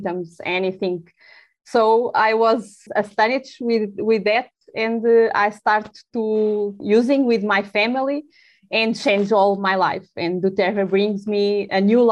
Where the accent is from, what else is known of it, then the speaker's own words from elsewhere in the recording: Lisbon, Portugal; English is a second language; I'm from Portugal. I'm from Lisbon, and I'm very Portuguese.